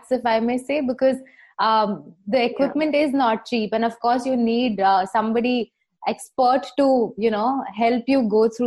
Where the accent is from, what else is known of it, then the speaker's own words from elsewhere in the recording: Rajasthan, India; moved away; I come from Rajasthan. I mean, now I'm here